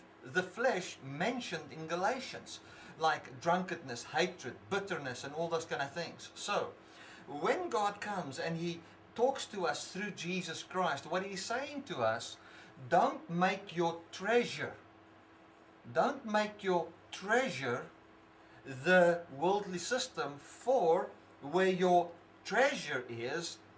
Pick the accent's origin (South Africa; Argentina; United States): South Africa; I cannot separate myself from being a South African.